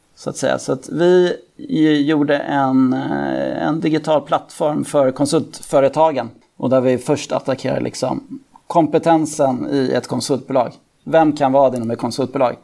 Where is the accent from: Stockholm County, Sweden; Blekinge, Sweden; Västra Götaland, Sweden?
Stockholm County, Sweden; Täby; Jag är född och uppvuxen i, i Täby